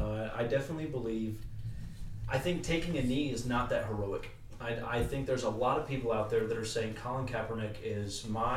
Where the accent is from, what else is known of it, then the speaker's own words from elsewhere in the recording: United States; as an American